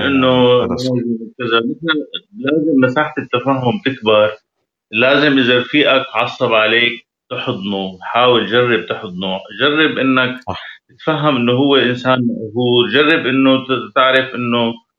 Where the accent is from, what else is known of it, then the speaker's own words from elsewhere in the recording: Syria; moved away; نحن كشعب سوري